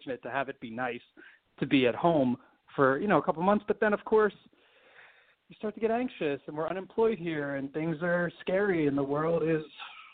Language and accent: English; Washington Township, New Jersey, United States; also born or lived in Philadelphia, Pennsylvania; I grew up in southern New Jersey. I was born in South Philly